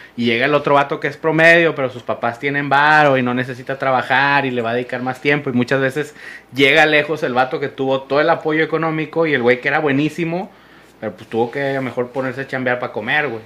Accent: Monterrey, Nuevo León, Mexico; como regio

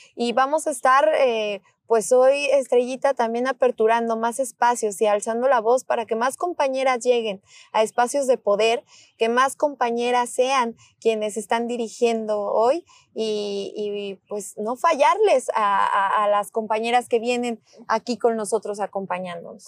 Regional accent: Mexico; así somos las mexicanas, los mexicanos

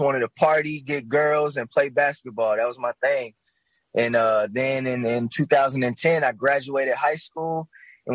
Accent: Grand Rapids, Michigan, United States; also born or lived in Kalamazoo, Michigan; I'm from Grand Rapids, Michigan, the mighty Midwest itself. I grew up actually a little bit in Kalamazoo, Michigan

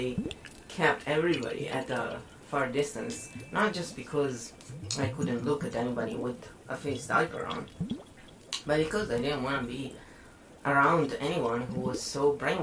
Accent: Italy; born or raised there

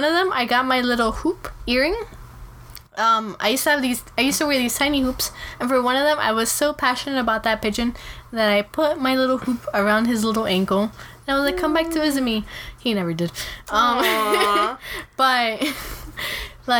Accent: Peru; moved away; I'm from Peru

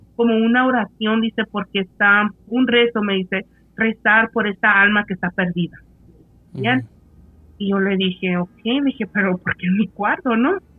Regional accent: Mexico; somos mexicanos

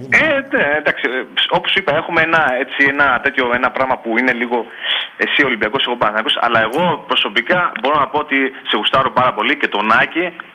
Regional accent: Troisdorf, North Rhine-Westphalia, Germany; Εγώ φίλε είμαι από Γερμανία, από το Τρόιστοφ.

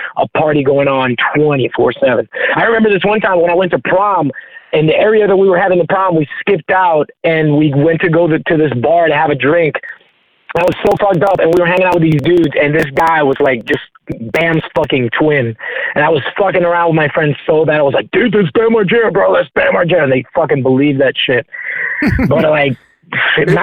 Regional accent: Puerto Rico; I'm from Puerto Rico.

